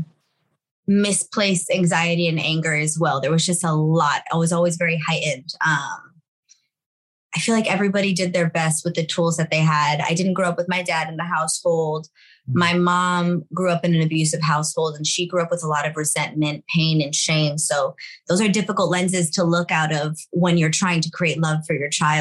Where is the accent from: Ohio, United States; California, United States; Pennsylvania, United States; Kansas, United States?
California, United States; Los Angeles; sixth generation here, born and raised in East